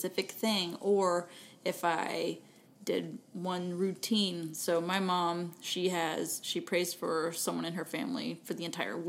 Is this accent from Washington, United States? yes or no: no; Texas, United States; accent: Texan; I just use Texan when I speak French